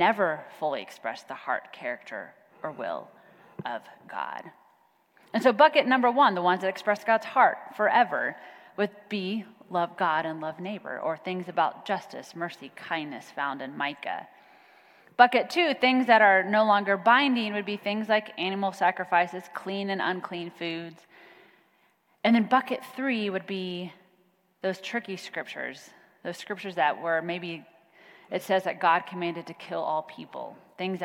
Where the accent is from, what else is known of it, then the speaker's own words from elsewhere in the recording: Kansas, United States; now in Plano, United States; I'm from Kansas